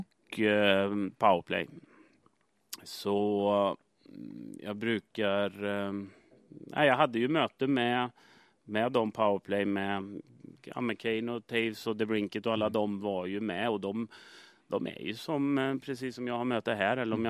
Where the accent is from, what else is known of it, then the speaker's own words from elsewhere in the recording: Sweden; moved away as an adult; jag kommer som nobody från Sverige